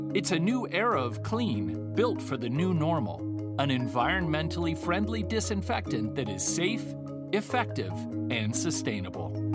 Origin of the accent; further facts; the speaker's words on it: Texas, United States; moved away as an adult; also born or lived in Dallas, Texas; now in Phoenix, United States; I grew up in Texas. Being a Texas girl was hard to leave